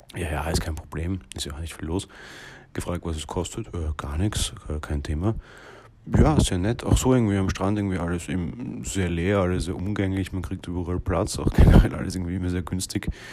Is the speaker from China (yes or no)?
no; Vienna, Austria; Wir kommen ja aus Wien